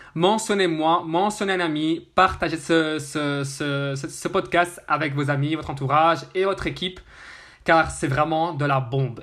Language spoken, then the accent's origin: French; Brussels, Brussels-Capital Region, Belgium; Je suis de Bruxelles, Belgique